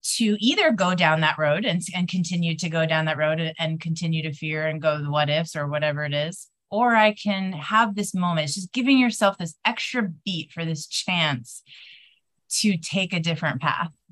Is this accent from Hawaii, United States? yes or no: yes; windward side of Oahu, Hawaii, United States; I'm coming to you guys from Hawaii today, which is my hometown. So, the windward side of Oahu.